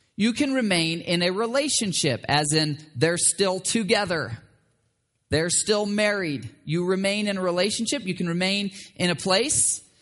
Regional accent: Michigan, United States; where I grew up in Michigan

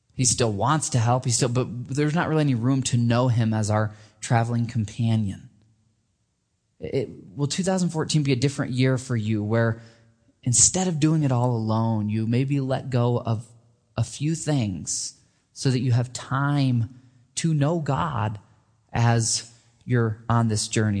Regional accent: Michigan, United States; moved away; I grew up in Michigan

